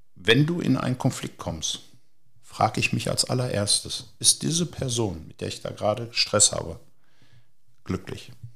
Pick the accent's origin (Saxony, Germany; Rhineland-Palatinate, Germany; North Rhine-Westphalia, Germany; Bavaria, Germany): North Rhine-Westphalia, Germany; Hagen; ich komme aus Hagen.